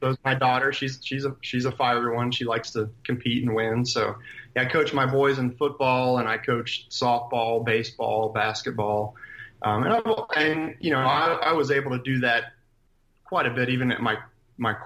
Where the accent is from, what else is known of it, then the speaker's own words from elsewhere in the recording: Columbus, Ohio, United States; also born or lived in Cleveland, Ohio; I'm, born and raised in Columbus, Ohio